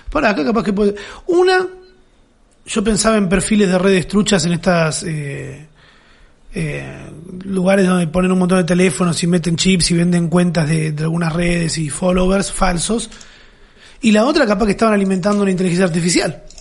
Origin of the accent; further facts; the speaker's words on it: Turdera, Buenos Aires Province, Argentina; si hubiera crecido en Turdera como crecimos nosotros